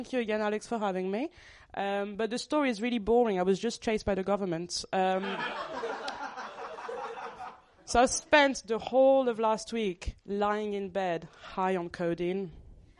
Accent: Paris, Île-de-France, France; moved away as an adult; now in Birmingham, United Kingdom; I moved from Paris to Birmingham

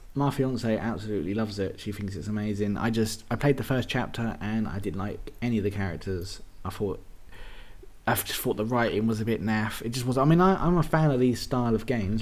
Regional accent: England, United Kingdom; being English people

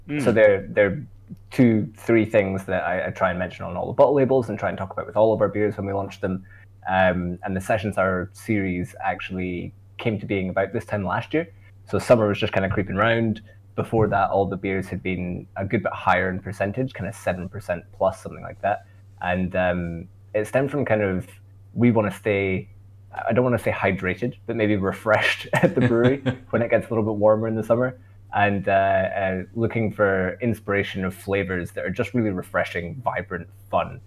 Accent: Scotland, United Kingdom; accent: Scottish; my Scottish accent

